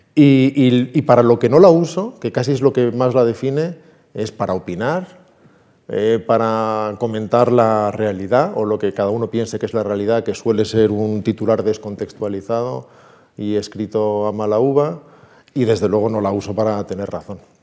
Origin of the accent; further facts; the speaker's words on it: Salamanca, Castile and León, Spain; also born or lived in Pazos Hermos, Ourense, Galicia; Si me preguntaras de dónde eres, te diría de Salamanca.